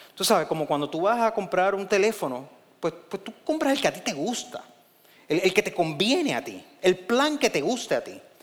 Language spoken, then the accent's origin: Spanish; Puerto Rico; en Puerto Rico estamos bien pegaditos de Estados Unidos